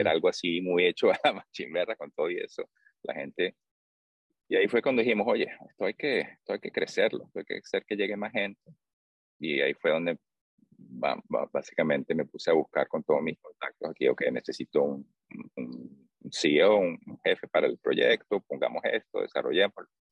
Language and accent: Spanish; Venezuela; moved away as an adult; also born or lived in Bay Area, United States; now in United States; soy de Venezuela, crecí ahí, después del bachillerato vine a, estudiar en la universidad